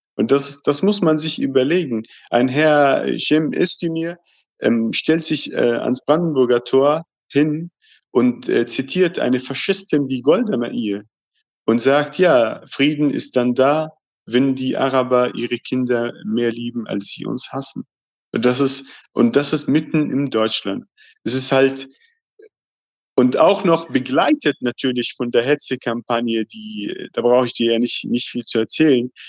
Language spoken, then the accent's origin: German; Palestine; uns Palästinensern